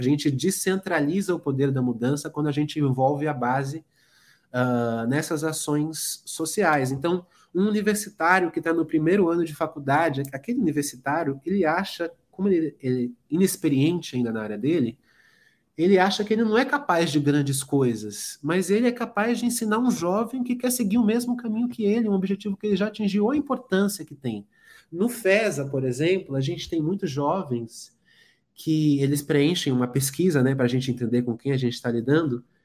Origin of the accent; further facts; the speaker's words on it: São Paulo, Brazil; Sou nascido aqui em São Paulo, nascido e criado em São Paulo, moro aqui até hoje